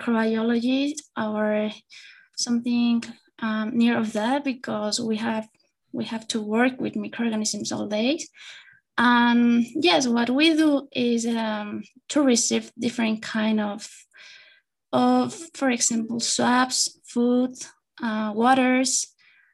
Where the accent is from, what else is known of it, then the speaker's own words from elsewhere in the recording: Querétaro, Mexico; I'm from Querétaro.